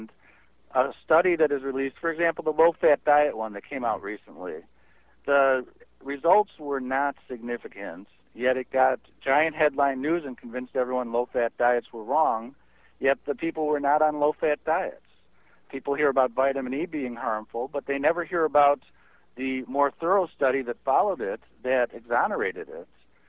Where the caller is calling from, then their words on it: St. Charles, Illinois, United States; I'm from St. Charles, Illinois.